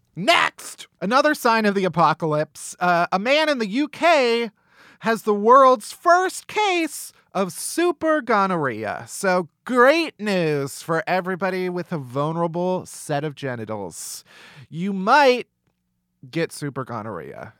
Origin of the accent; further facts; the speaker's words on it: Midwest, United States; I'm from the Midwest. Growing up, we always had tornado drills in school